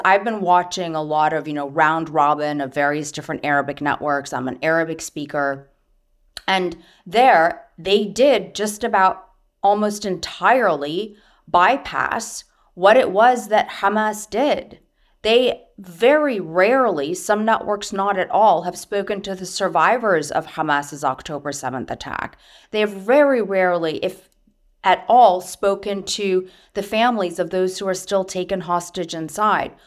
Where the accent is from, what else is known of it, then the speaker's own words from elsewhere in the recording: United States; moved away; also born or lived in Syria; I'm Arab American. My mom is Syrian. I grew up in a cross cultural household.